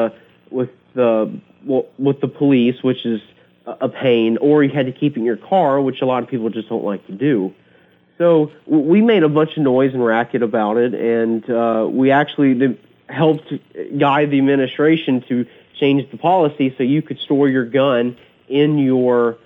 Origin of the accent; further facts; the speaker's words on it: Central North Carolina, United States; I grew up in Central North Carolina, and I grew up shooting guns like most people in the country